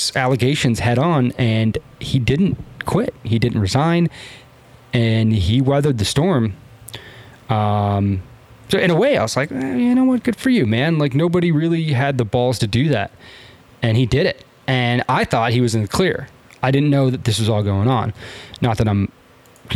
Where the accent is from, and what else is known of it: San Diego, California, United States; born or raised there